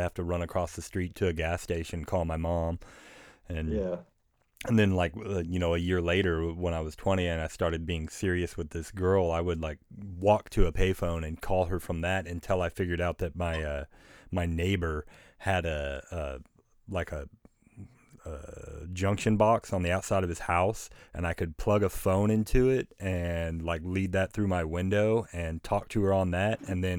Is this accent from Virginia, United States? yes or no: no; Wister, Oklahoma, United States; when I grew up in Wister, Oklahoma, which is just this tiny shipburg, up until I was about 14